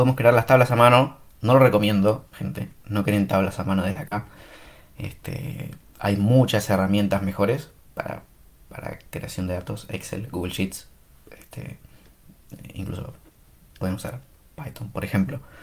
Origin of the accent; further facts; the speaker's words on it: Argentina; soy argentino